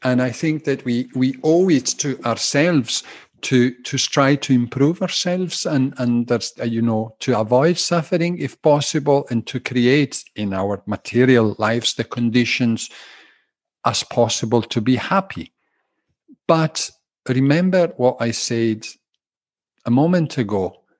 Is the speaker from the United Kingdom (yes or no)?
yes; Glasgow, Scotland, United Kingdom; they hear Italian undertones and Scottish undertones in my speaking. Yes, I'm a tally. I'm a Glaswegian Italian.